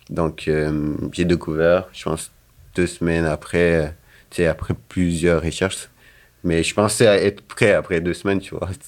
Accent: Guinea; moved away as an adult; now in Sherbrooke, Canada; je suis arrivé de la Guinée en 2015 au Canada. {S0} Donc {S2} avant de venir ici, j'avais fait des études en sciences politiques.

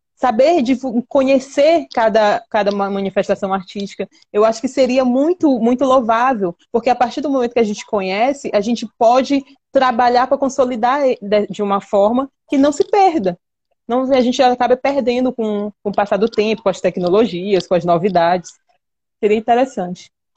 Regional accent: Maranhão, Brazil; nós, aqui, habitantes dessa região

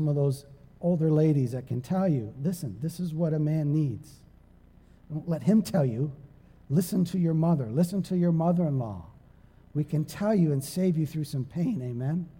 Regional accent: Sarnia, Ontario, Canada; moved away; also born or lived in East Providence, Rhode Island; I was from Sarnia, Ontario, Canada

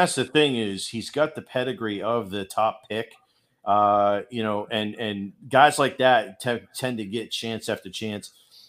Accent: Boston, Massachusetts, United States; So I grew up in Boston.

